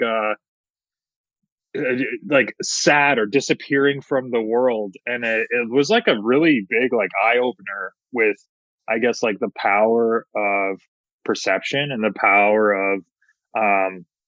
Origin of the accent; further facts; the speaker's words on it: Hamilton, Ontario, Canada; in my hometown of Hamilton, Ontario